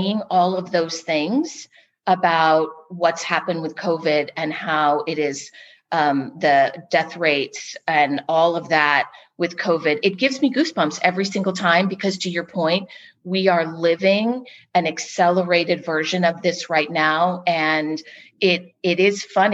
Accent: California, United States; now in Texas, United States; Growing up in California

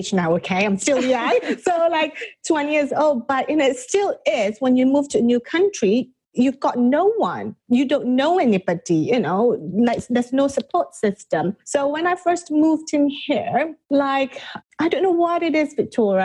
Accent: Malaysia; also born or lived in England / India; now in California, United States; I'm originally from Malaysia. So I moved from Malaysia to England

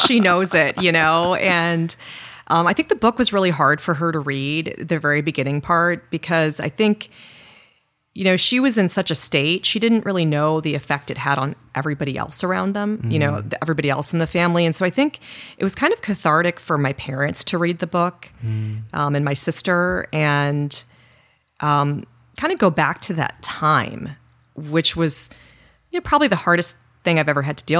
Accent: Illinois, United States; born there; also born or lived in South Korea / Middle East; Is, you know, and I grew up in the Middle East. Mm. So interestingly enough, I was born in Illinois, and we moved to South Korea when I was you know, young, and then we lived in the Middle East for a long time, and then moved back to the U.S.

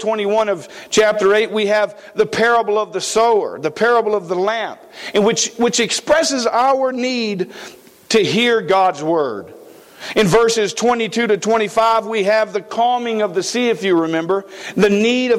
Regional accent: East Coast, United States; moved away; I come from the East Coast. I lived on the beach.

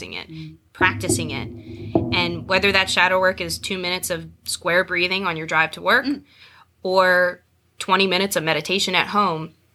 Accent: United States; I grew up in America here, but my dad is Greek, and I hold dual citizenship

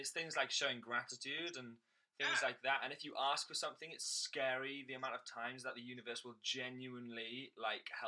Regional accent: Swansea, Wales, United Kingdom; moved away; also born or lived in London; Swansea in Wales

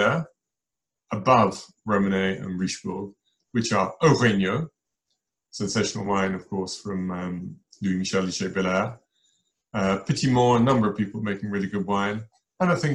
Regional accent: Hampshire, South East England, United Kingdom; when I was a boy and growing up in Hampshire

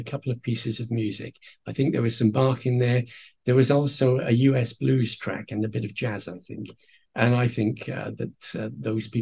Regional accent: Wales, United Kingdom; I'm a Celt from Wales

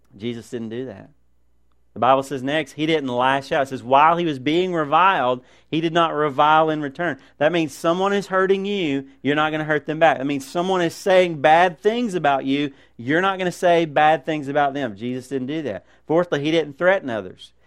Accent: United States; as Americans

